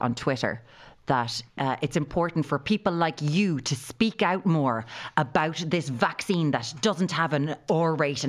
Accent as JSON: {"language": "English", "country": "Ireland"}